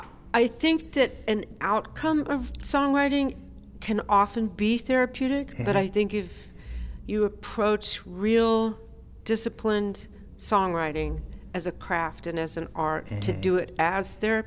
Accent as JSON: {"language": "English", "region": "California", "country": "United States", "tie": "born or raised there", "also_born_or_lived": "Memphis / Nashville / New York City", "said": "Grew up in Southern California, moved back to Nashville, and then I've lived in New York City for 30 years."}